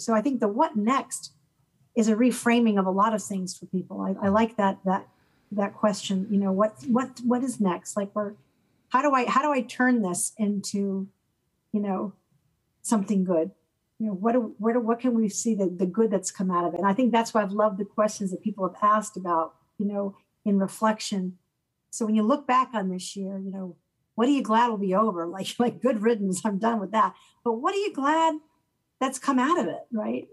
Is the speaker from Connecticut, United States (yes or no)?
yes; Connecticut, United States; moved away as an adult; also born or lived in Auburn; I'm from Connecticut